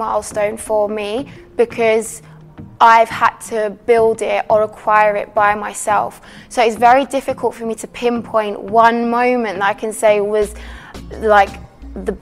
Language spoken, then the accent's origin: English; London, United Kingdom; living in North London, it's practically like a mini Cyprus